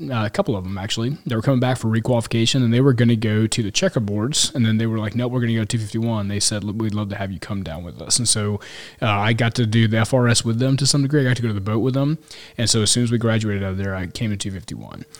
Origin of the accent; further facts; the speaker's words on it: Kansas City, Missouri, United States; also born or lived in Lubbock, Texas; I grew up, uh, so I grew up in Kansas City